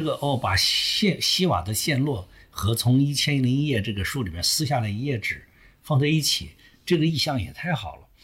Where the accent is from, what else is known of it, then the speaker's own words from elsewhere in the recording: China; 作为中国人去读非中国的那个世